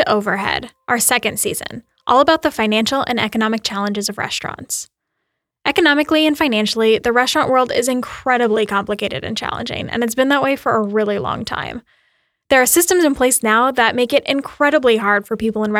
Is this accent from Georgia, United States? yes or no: no; Boise, Idaho, United States; moved away as an adult; Boise has a special place in my heart because it's where I'm from